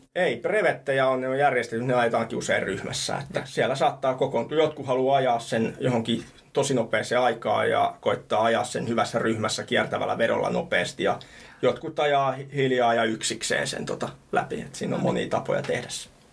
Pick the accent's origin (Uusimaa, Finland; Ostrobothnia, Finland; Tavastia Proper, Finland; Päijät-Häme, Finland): Uusimaa, Finland; Helsinki; also born or lived in Thailand; mä oon Rööperistä Punavuoresta kotosin